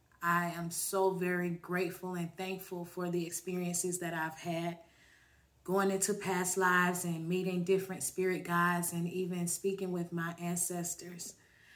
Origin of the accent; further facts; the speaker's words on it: Orlando, Florida, United States; I'm from Orlando, Florida.